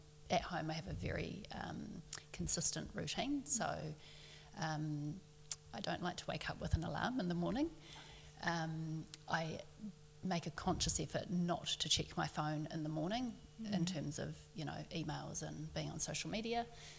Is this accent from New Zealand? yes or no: yes; Auckland, New Zealand; I grew up in Auckland.